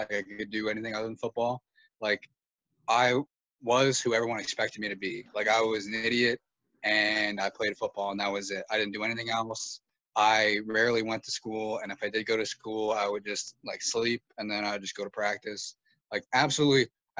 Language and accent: English; State College, Pennsylvania, United States; also born or lived in Painesville, Ohio; I transferred back home to Penn State, because I'm from State College, same location